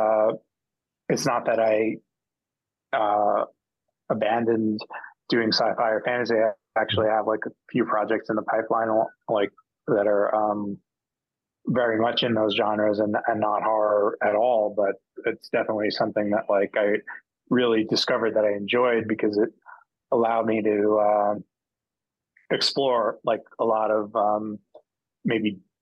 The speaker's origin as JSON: {"language": "English", "country": "United States", "tie": "born or raised there", "said": "growing up in America where I did"}